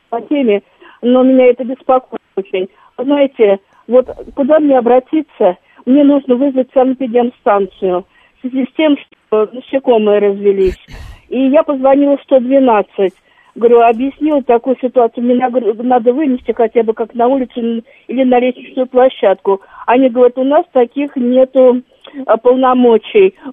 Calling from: Moscow Oblast, Russia; из Подмосковья.

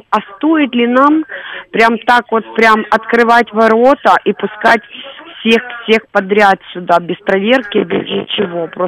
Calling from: Simferopol, Crimea, Ukraine; звоню из Симферополя.

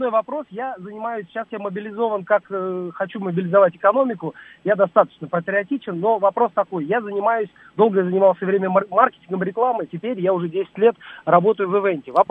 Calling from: Moscow, Russia; я из Москвы

